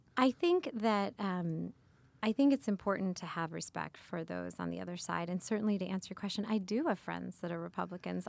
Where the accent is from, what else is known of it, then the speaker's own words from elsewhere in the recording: United States; I see myself first and foremost as an American